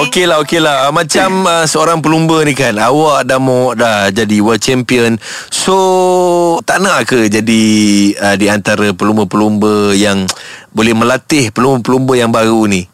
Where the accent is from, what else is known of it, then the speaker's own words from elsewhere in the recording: Malaysia; Sebagai rakyat Malaysia